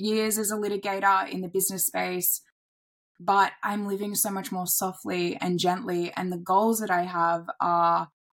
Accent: Airlie Beach, Queensland, Australia; moved away; I relocated out of the city back to my hometown in Airlie Beach

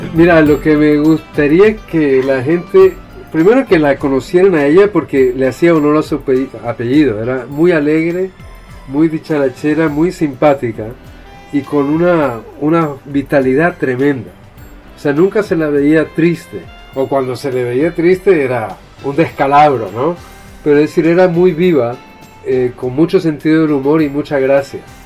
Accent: Chile; Yo nací en Chile

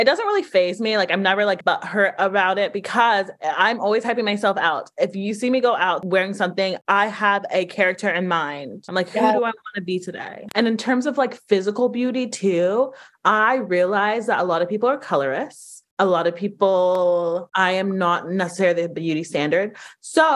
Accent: Atlanta, Georgia, United States; I grew up in Atlanta

